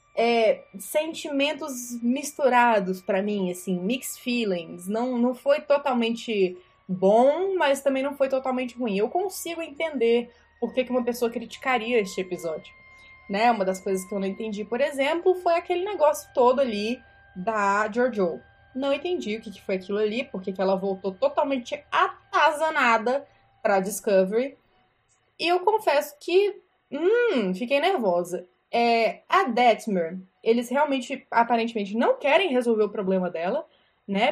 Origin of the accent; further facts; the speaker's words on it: Brasília, Federal District, Brazil; Eu sou de Brasília